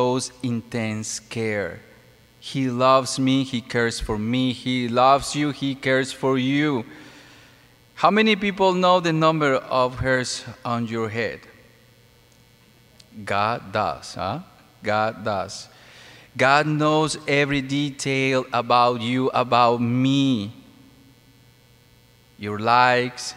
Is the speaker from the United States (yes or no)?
no; Mexico; moved away; No, I'm not from Philippines. I'm from Mexico